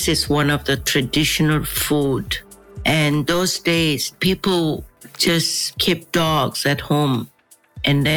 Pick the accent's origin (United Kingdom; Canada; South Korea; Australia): South Korea; Seoul; I was born in Seoul. I grew up in Seoul